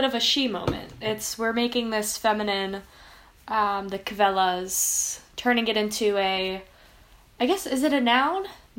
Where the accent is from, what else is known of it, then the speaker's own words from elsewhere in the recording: New Jersey, United States; So, yeah, I am from Central Jersey. It does exist. From a not really Jewish area